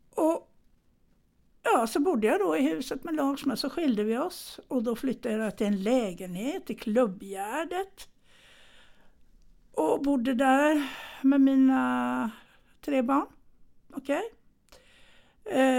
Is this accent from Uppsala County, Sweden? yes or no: no; Gothenburg, Västra Götaland, Sweden; jag föddes ju i Götet då, bodde i Majorna med mina föräldrar.